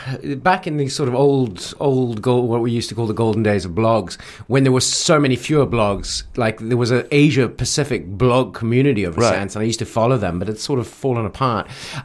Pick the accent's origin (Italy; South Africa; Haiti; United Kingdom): South Africa; now in Beijing, China; growing up in South Africa